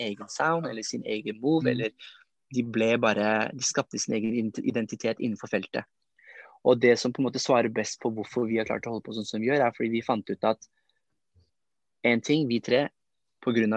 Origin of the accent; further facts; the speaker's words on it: Oslo, Norway; vi er jo fra Lindeberg, Trosterud, Furuset-området